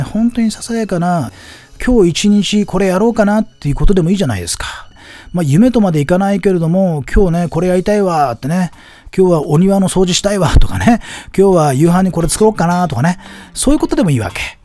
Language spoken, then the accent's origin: Japanese; Aomori, Japan; 僕 の地元の青森でね